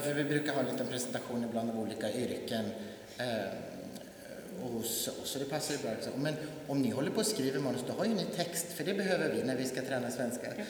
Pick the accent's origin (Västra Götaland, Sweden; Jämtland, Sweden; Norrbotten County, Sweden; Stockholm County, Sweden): Jämtland, Sweden; hemma i Jämtland, trakterna där jag bor, kommer ifrån